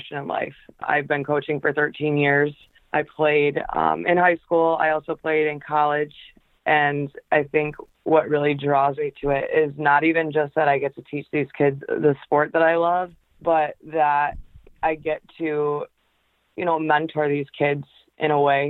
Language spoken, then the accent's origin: English; Michigan, United States; also born or lived in Macomb, Michigan; I am actually from Michigan. I live in a little suburb called Macomb, about a half hour outside of Detroit